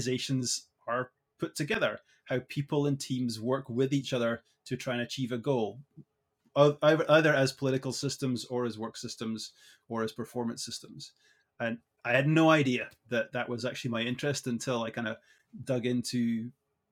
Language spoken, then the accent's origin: English; Edinburgh, Scotland, United Kingdom; moved away as an adult; now in Canada; I was born and raised in Edinburgh in Scotland, so I am a proud Scot